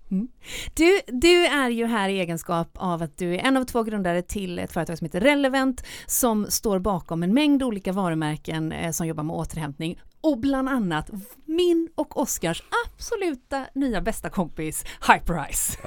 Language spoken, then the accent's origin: Swedish; Gothenburg, Västra Götaland, Sweden; göteborgaren i mig